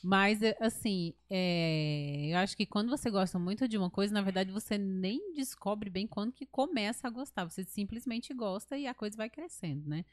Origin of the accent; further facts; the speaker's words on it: Ceará, Brazil; moved away; eu amo o Ceará